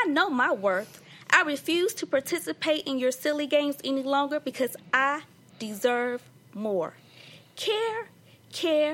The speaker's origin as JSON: {"language": "English", "town": "Decatur", "region": "Georgia", "country": "United States", "tie": "born or raised there", "said": "I'm originally from Decatur, Georgia."}